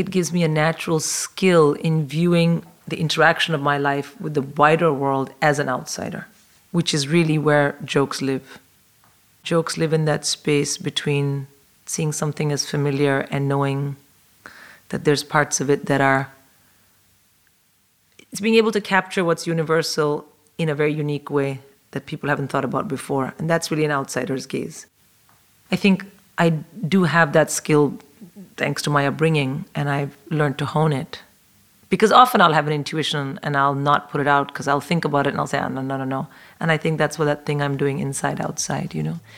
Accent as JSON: {"language": "English", "country": "India", "tie": "born or raised there", "moved": "as an adult", "lives_now": "London, United Kingdom", "said": "I'm a comic in London, and I was born and raised in India, but I've lived in London for 22 years"}